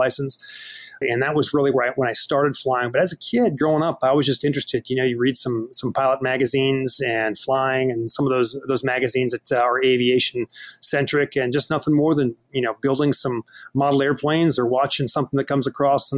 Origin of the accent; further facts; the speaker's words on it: Fargo, North Dakota, United States; my hometown of Fargo, North Dakota